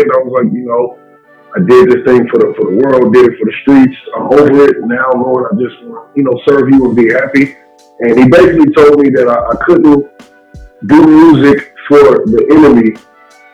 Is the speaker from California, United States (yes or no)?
yes; Riverside, California, United States; I'm from Southern California, Riverside to be exact. I'm a pastor. I have the typical street Southern California story, raised in church